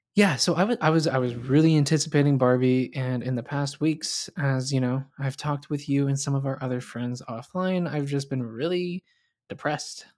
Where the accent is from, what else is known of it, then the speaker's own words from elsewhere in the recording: the South, United States; I grew up in the South